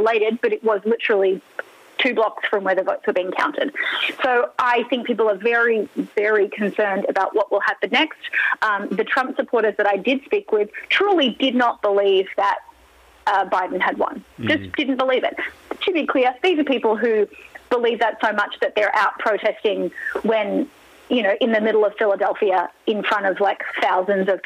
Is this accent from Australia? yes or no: yes; Australia; moved away; I'm Australian